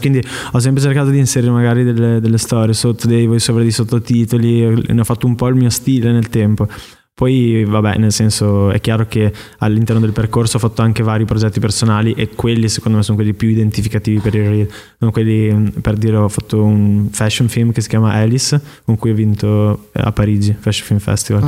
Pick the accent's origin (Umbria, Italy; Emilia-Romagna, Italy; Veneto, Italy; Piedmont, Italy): Emilia-Romagna, Italy; moved away; also born or lived in Milan; in Romagna, dalle mie parti